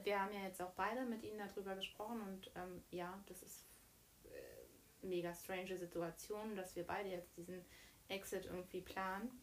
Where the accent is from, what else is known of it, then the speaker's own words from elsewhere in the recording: Bad Wilsnack, Brandenburg, Germany; Wir kommen ja beide aus Bad Wilsnack, aus der mhm. wundervollen Prignitz